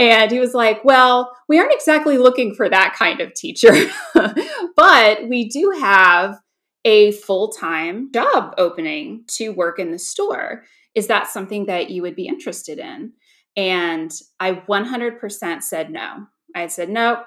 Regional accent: Georgia, United States; moved away as an adult; now in Virginia, United States; upon moving back home to my home state of Georgia, I'm actually from Georgia

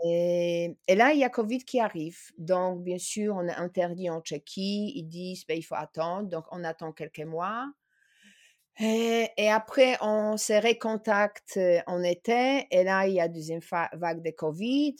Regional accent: Poland; now in France; je suis polonaise

